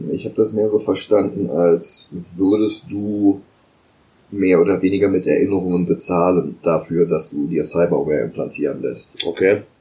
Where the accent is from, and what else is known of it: Germany